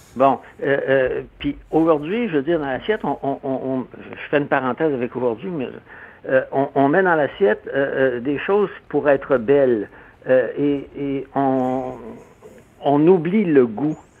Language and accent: French; Quebec, Canada; also born or lived in Montreal; je viens de, la campagne